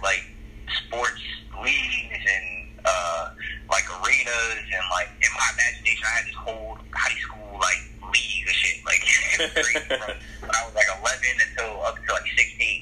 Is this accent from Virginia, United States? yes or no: yes; Petersburg, Virginia, United States; I'm originally from Petersburg, Virginia